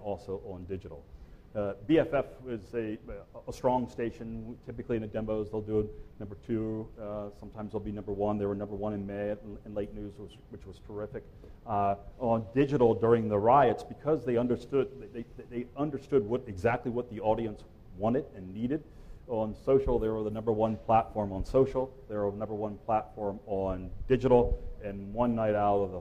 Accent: Salisbury, Maryland, United States; moved away as an adult; also born or lived in Louisville, Kentucky; Salisbury, Maryland, my hometown

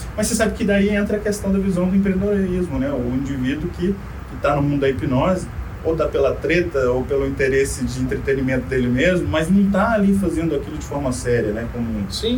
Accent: Brazil; first language Portuguese; moved away

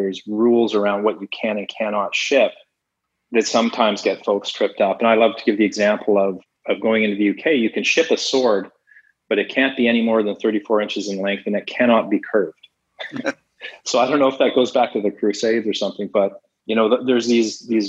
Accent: Canada; also born or lived in Toronto; I'm Canadian, I'm based in Toronto.

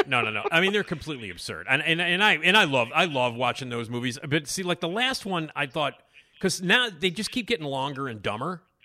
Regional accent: Chicago, Illinois, United States; I grew up here in Chicago

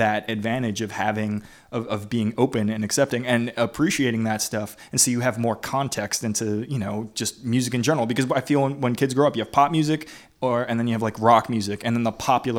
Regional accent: Staten Island, New York, United States; Staten Island.

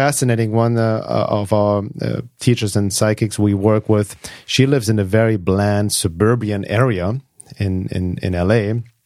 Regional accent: Munich, Bavaria, Germany; moved away as an adult; also born or lived in Los Angeles, United States; now in California, United States; when I was two years old, they moved back to Germany, Munich, uh, because my mom didn't want me to grow up in Los Angeles

